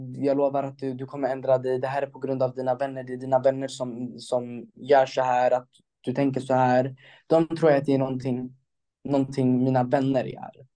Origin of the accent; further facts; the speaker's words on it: Stockholm, Stockholm County, Sweden; i Stockholm, där jag är ifrån